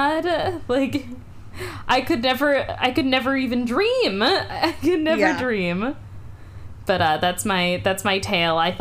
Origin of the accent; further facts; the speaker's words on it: Orange County, California, United States; where I grew up in Orange County